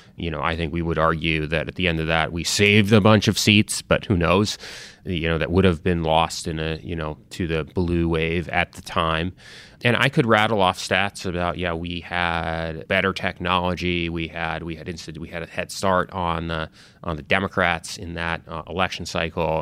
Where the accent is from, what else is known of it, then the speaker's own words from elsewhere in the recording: Connecticut, United States; also born or lived in Italy; I initially grew up in Europe, you know, in Italy. Uh, actually grew up in the sort of where my dad was from, uh, my mom was American. So I had a little bit of an international upbringing, eventually moved, uh, to America, grew up in Connecticut.